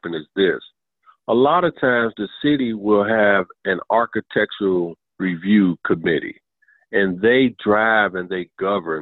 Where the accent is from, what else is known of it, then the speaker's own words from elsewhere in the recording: Chicago, Illinois, United States; moved away; also born or lived in Southern United States; born and raised in Chicago, Illinois